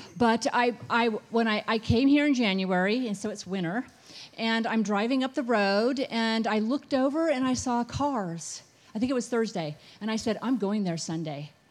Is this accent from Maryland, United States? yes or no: no; Northern California, United States; moved away as an adult; I was born and raised in Northern California, but I lived in Southern California before I came here for, like, many, many years, two, couple decades